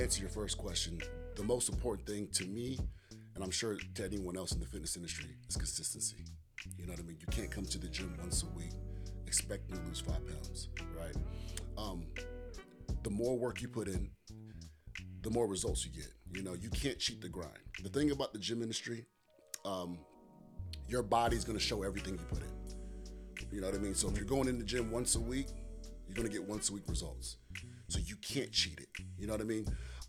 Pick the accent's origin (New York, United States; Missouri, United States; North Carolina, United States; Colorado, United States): North Carolina, United States; Goldsboro; I'm from Goldsboro, North Carolina.